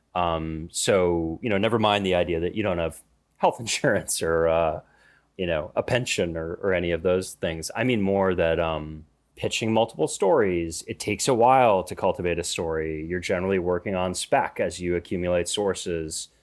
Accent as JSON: {"language": "English", "country": "United States", "said": "being an American, even an American with an Irish name"}